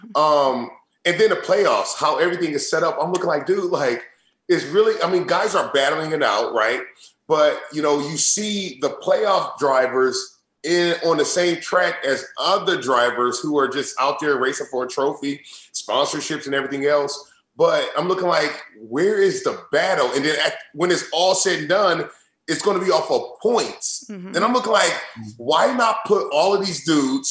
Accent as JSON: {"language": "English", "region": "Indiana", "country": "United States", "tie": "born or raised there", "said": "growing up, I'm from Indiana"}